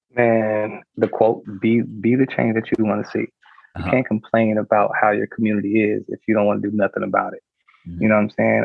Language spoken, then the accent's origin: English; Compton, California, United States; I'm um, born and raised in Compton